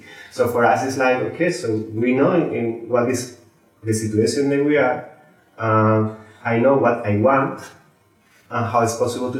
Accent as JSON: {"language": "English", "country": "Spain", "said": "I'm from Spain"}